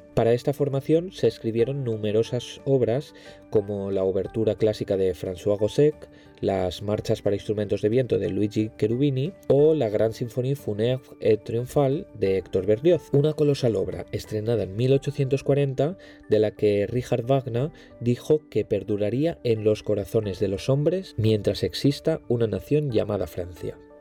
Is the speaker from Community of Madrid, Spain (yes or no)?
no; Valencian Community, Spain; yo soy valenciano. Y claro, como buen valenciano, me he criado orgullosamente en una banda de música.